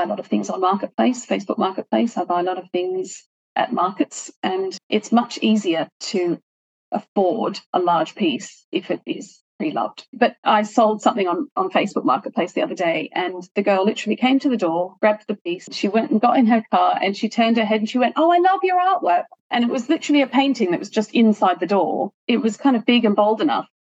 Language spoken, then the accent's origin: English; Sydney, New South Wales, Australia; I grew up in Hornsby in Sydney, which is kind of 45 minutes north of Sydney City.